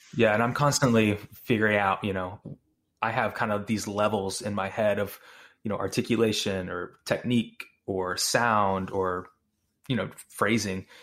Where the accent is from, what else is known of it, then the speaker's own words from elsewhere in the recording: Houston, Texas, United States; also born or lived in Austin; I'm originally from North Houston area